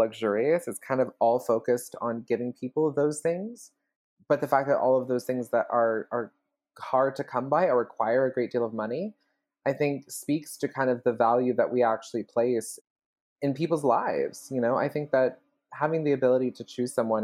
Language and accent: English; Birmingham, Alabama, United States; moved away as an adult; also born or lived in Bloomington, Illinois; now in New York, United States; I'm from Birmingham, Alabama